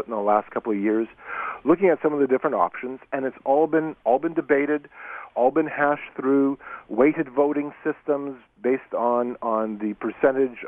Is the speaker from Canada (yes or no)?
yes; Canada; as a Canadian